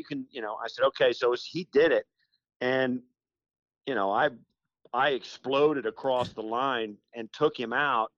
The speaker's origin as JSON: {"language": "English", "region": "western Kansas", "country": "United States", "tie": "born or raised there", "also_born_or_lived": "Illinois", "said": "I grew up in western Kansas, in rural Kansas."}